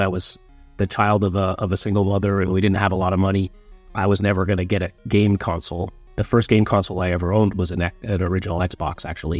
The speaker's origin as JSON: {"language": "English", "town": "Vancouver", "region": "British Columbia", "country": "Canada", "tie": "born or raised there", "also_born_or_lived": "Southern Ontario", "said": "I'd been born in, in, you know, Southern Ontario. Um, and my mom had moved me out to Vancouver, just her and I, uh, when I was eight."}